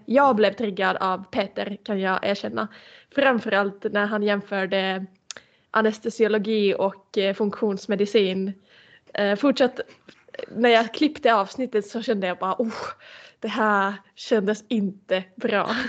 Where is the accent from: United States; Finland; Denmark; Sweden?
Finland; moved away; bo i min hemstad